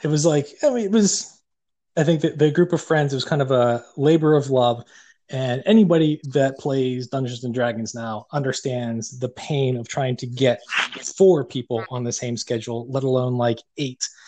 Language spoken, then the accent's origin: English; Pittsburgh, Pennsylvania, United States; accent: Yinzer; we're from Pittsburgh